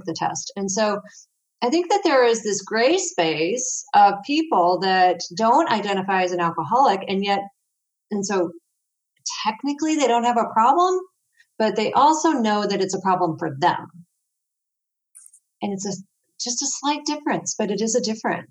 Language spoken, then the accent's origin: English; St. Louis, Missouri, United States; I'm from St. Louis, Missouri, so I'm right in the middle of the U.S.